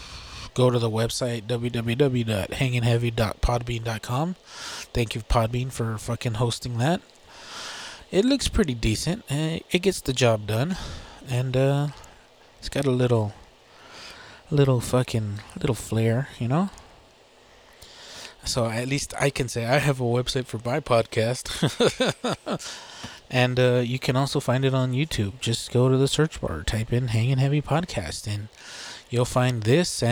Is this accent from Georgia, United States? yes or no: no; Texas, United States; we're from Texas